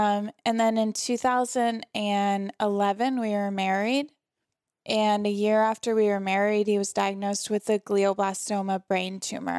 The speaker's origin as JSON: {"language": "English", "town": "St. Louis", "region": "Missouri", "country": "United States", "tie": "born or raised there", "said": "St. Louis, Missouri. So my hometown is St. Louis. All my family is still there."}